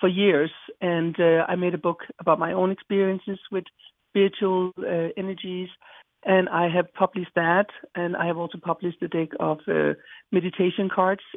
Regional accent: Denmark; moved away; I was just born and raised in Denmark

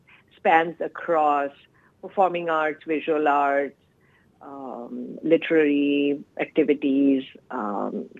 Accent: India; moved away as an adult; So my childhood and teenage years were spent in India. I was born and raised in India

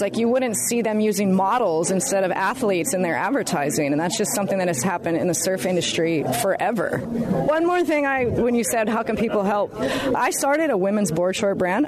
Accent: Hawaii, United States; also born or lived in Kauai; a young girl growing up in Hawaii

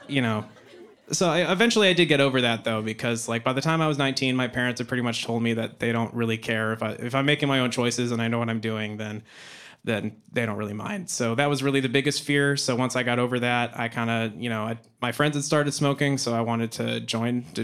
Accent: Boise, Idaho, United States; moved away; growing up in Boise, Idaho, those were where I did most of my elementary school

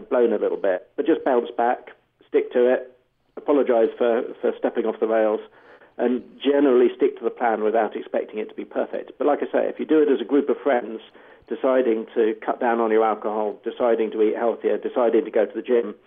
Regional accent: England, United Kingdom; I'm being English

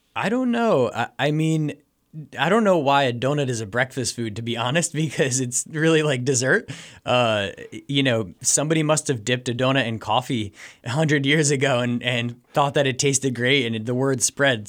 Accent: New Jersey, United States; moved away as an adult; also born or lived in Santiago, Chile; now in Jim Thorpe, United States; I'm actually from New Jersey

